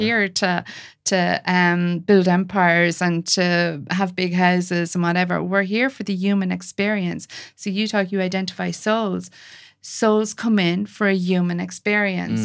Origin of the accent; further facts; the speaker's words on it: Ireland; I'm an Irish, white, Catholic